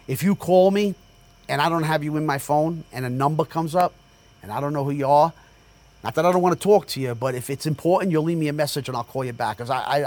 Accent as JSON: {"language": "English", "town": "Jersey City", "region": "New Jersey", "country": "United States", "tie": "born or raised there", "moved": "yes", "lives_now": "Sayreville, United States", "said": "Born and raised in Jersey City. You know, I live in Sayreville"}